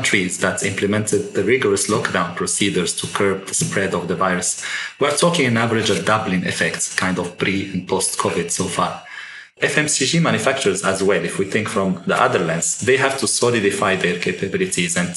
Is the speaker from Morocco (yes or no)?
yes; Morocco; I grew up in Morocco